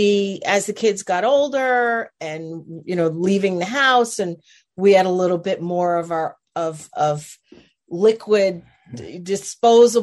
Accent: New Jersey, United States; moved away as an adult; I grew up in New Jersey, lived in New Jersey for 47 years of my life

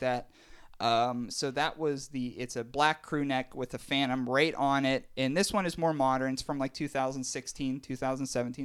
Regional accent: Pittsburgh, Pennsylvania, United States; we're from Pittsburgh and we love the Steelers

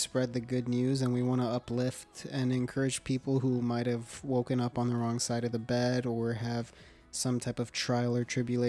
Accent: Phoenix, Arizona, United States; I was born here in Phoenix, Arizona

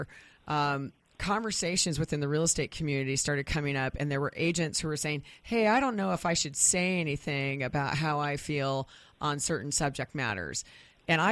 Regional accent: Wichita, Kansas, United States; now in Renton, United States; growing up in the Midwest, one of the things I always kind of joke about with Wichita, Kansas

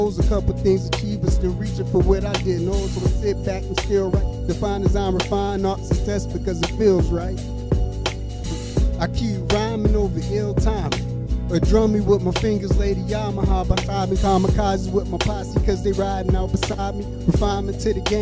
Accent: Erie, Pennsylvania, United States; I'm coming from Erie, Pennsylvania

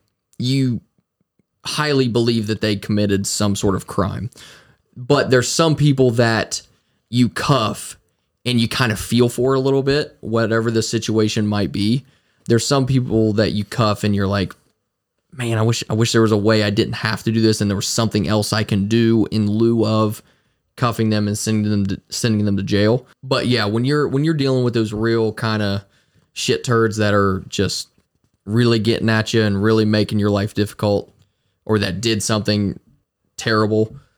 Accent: Frankfurt, Hesse, Germany; moved away; me not being from this area originally, like I'm from Frankfurt originally, so not being from this place originally

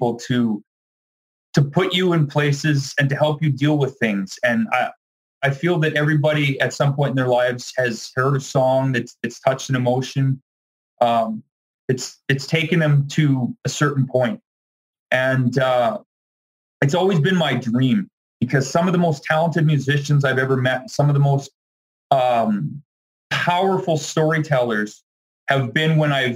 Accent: Dauphin, Manitoba, Canada; I grew up around the Dauphin, Manitoba area

